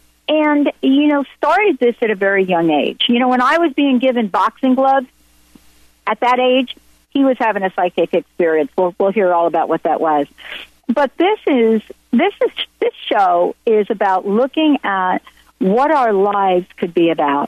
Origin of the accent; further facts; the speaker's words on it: New York City, New York, United States; also born or lived in New Jersey; I grew up in the Bronx, Italian Catholic household